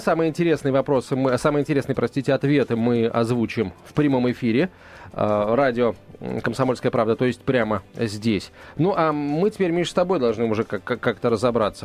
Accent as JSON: {"language": "Russian", "region": "Moscow", "country": "Russia", "said": "я, как москвич"}